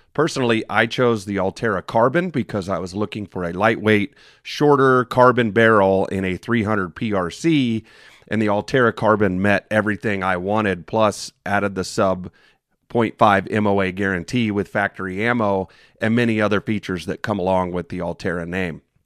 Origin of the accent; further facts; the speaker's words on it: Indiana, United States; moved away as an adult; now in New Mexico, United States; This is the state of Indiana, my home state.